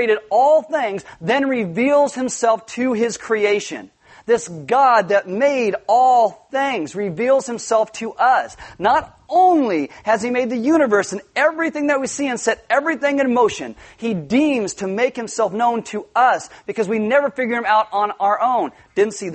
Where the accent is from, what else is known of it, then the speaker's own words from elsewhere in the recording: Santa Maria, California, United States; I was actually born in Santa Maria